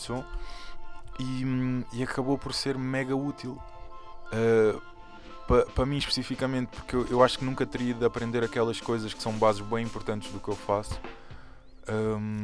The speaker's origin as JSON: {"language": "Portuguese", "country": "Portugal", "tie": "born or raised there", "said": "estou uh, em Portugal, nasci em Portugal"}